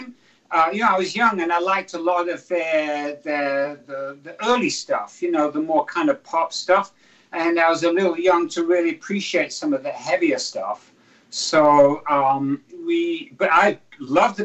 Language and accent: English; Derby, East Midlands, United Kingdom; now in United States; I'm from a city called Derby